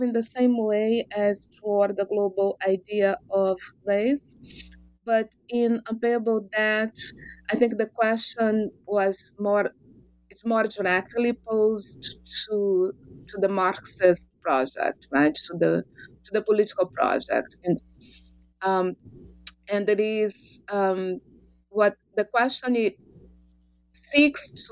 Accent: Rio de Janeiro, Brazil; moved away as an adult; I am originally from Brazil, from Rio de Janeiro.

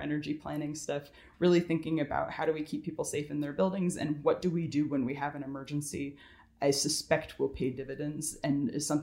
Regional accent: California, United States; now in Georgia, United States; I'm from California originally, and I moved out here

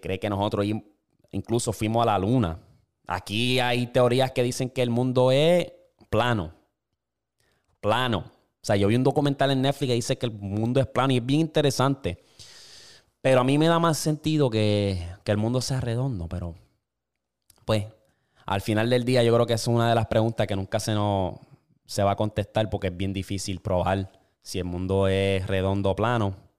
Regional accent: Puerto Rico; now in United States; Yo creciendo, cuando yo estaba en Puerto Rico

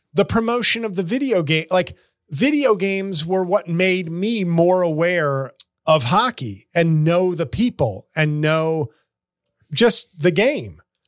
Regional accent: New York, United States; as a New Yorker, my uncle was a long suffering Rangers fan.

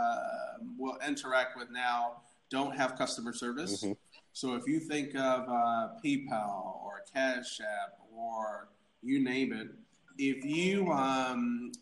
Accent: Atlanta, Georgia, United States; I was an orphan. I grew up in Atlanta

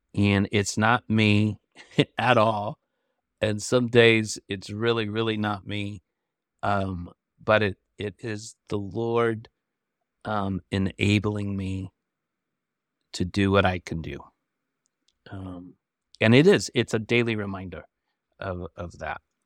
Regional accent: Michigan, United States; now in Flint, United States; I grew up in Michigan

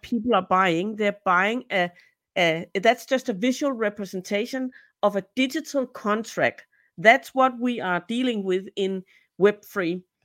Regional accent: Denmark; also born or lived in Peru; I'm from Denmark, so I live in Copenhagen

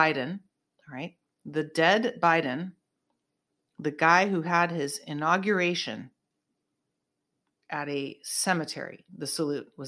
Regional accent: Northern California, United States; now in Southern California, United States; I'm from NorCal originally

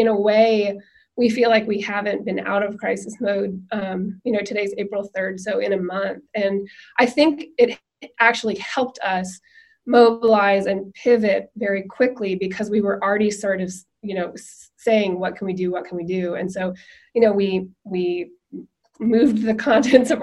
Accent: Nashville, Tennessee, United States; I grew up in Nashville

